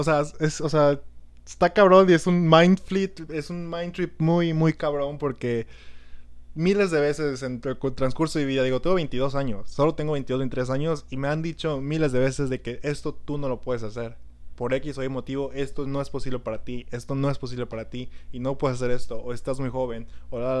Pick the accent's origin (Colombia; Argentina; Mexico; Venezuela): Mexico; como buenos mexicanos